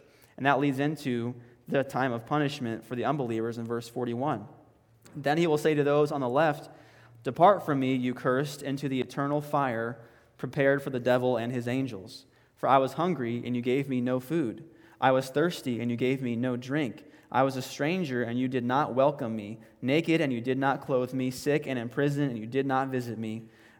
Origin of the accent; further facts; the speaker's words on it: the South, United States; hey, we're Americans, or we are self-proclaimed Christians, we grew up in the Bible Belt